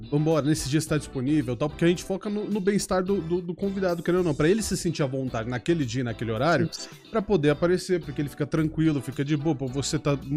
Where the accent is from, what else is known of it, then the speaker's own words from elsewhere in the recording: São Paulo, Brazil; Eu sou de interior de São Paulo.